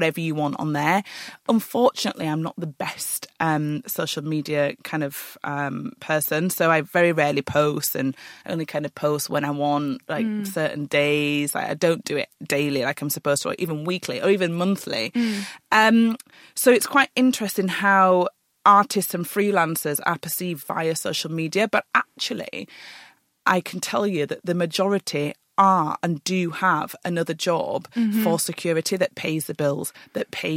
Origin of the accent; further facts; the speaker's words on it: Yorkshire and the Humber, United Kingdom; also born or lived in Huddersfield; I'm a Yorkshire lass